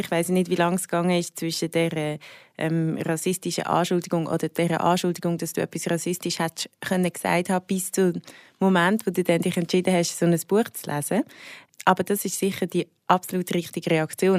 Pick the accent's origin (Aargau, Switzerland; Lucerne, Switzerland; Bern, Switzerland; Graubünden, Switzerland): Lucerne, Switzerland; Willisau; also born or lived in Zurich (Schwammendingen); Also ich bin in Zürich aufgewachsen, in Schwammendingen. Und bin dann mega, also sehr jung, mit 8 auf Willisau gezogen, das ist im Luzerner Hinterland